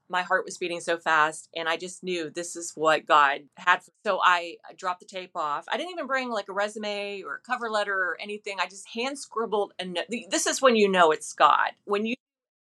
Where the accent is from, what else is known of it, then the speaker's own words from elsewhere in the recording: Charleston, West Virginia, United States; moved away; I ended up going back to Charleston, West Virginia as an anchor, which is my hometown from West Virginia.